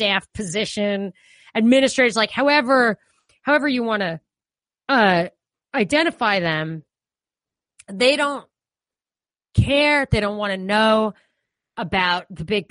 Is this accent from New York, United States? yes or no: yes; New York, United States; accent: New York; I'm a New Yorker. I have a New York accent.